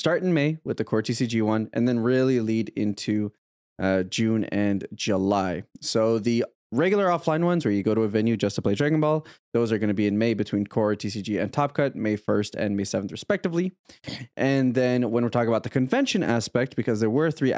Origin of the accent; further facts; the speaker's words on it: Canada; I'm Canadian